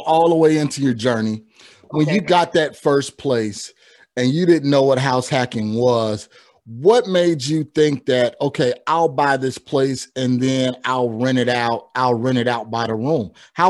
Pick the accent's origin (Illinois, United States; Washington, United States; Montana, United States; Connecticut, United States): Illinois, United States; Chicago; we're actually both from Chicagoland, not knowing, but somehow we're rocking NYC today. And it wasn't planned, believe me. So being from the Midwest and transitioning here to the Southwest